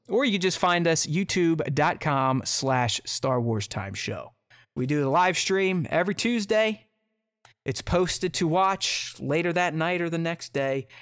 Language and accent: English; Pittsburgh, Pennsylvania, United States; now in Columbus, United States; I'm from Pittsburgh, but I live in Columbus, Ohio